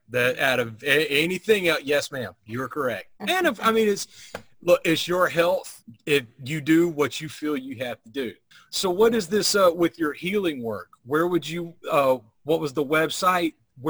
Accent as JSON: {"language": "English", "region": "the South", "country": "United States", "said": "I'm a guy. I'm from the South."}